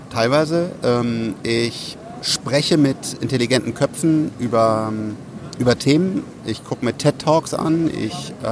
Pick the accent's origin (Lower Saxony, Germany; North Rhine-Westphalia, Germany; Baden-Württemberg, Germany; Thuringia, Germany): North Rhine-Westphalia, Germany; Bonn; dass eine neue Schule aufgemacht wurde in äh, Bonn, meinem Heimatdorf sozusagen